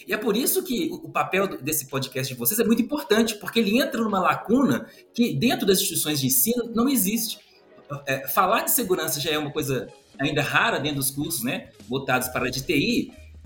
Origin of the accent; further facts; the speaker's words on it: Belo Horizonte, Minas Gerais, Brazil; eu sou, sou mineiro, sou de Belo Horizonte.